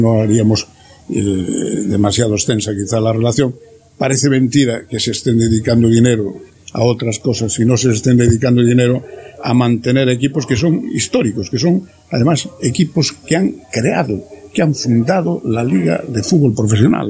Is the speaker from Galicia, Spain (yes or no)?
yes; Corcubión, Galicia, Spain; now in A Coruña, Spain; Yo soy de Corcubión